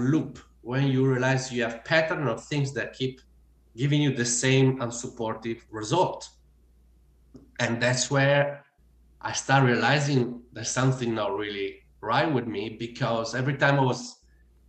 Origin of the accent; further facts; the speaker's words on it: Italy; English is a second language; moved away as an adult; now in Australia; I bought one ticket to the farthest place on earth from Italy, and that was Australia